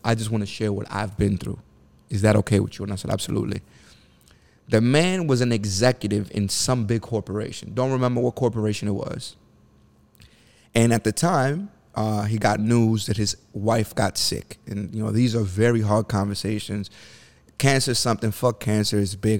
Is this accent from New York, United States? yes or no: yes; New York City, New York, United States; I grew up in the bottom of the bottom. Section eight, the Bronx, New York.